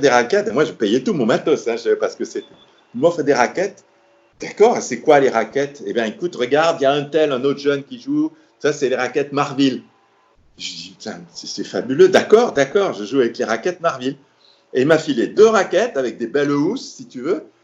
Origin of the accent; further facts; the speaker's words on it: Marrakesh, Marrakesh-Safi, Morocco; Je dis Marrakech